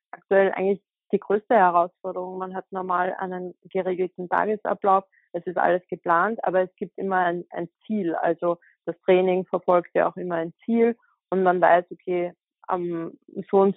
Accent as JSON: {"language": "German", "country": "Austria", "said": "Das ist ja bei uns in Österreich eigentlich eine ganz gute Möglichkeit"}